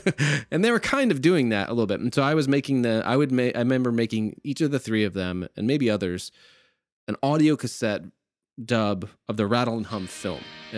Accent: United States; And we were joking like that we're Canadian because we were a little embarrassed to be Americans at this time in history and overseas.

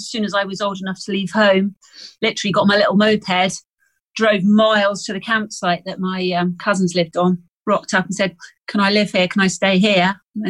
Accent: Buckinghamshire, South East England, United Kingdom; moved away; I was brought up in Buckinghamshire, so completely landlocked.

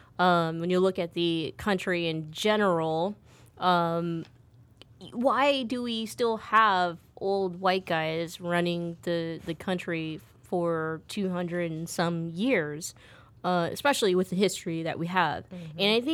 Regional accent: United States; because I'm American, like straight up

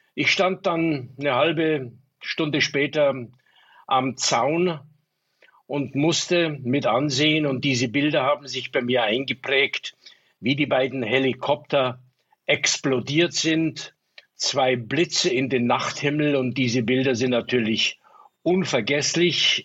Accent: Munich, Bavaria, Germany; Ich bin ja in München aufgewachsen

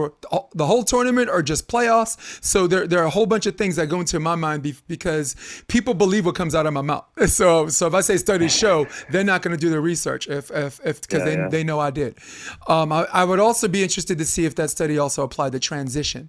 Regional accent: New York, United States; moved away as an adult; now in California, United States; I'm from New York, so I got a big Latino population

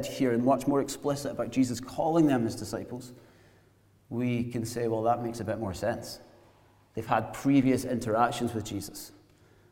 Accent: Glasgow, Scotland, United Kingdom; moved away as an adult; also born or lived in south coast of England; those of us brought up in Glasgow

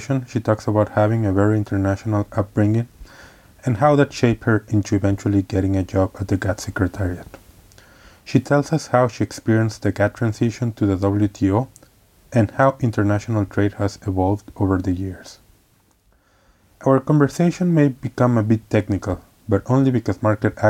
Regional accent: Mexico; moved away; originally from Mexico, but I feel like a global citizen

